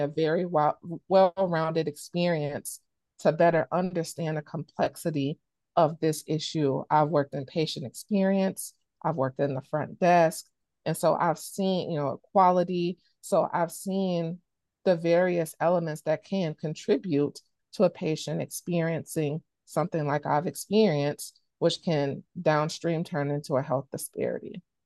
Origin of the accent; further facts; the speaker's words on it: Chicago, Illinois, United States; now in Wisconsin, United States; I grew up in Chicago, Illinois.